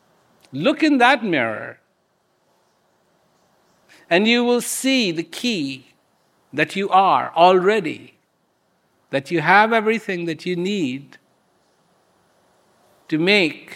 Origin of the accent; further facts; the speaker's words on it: India; I was born in India.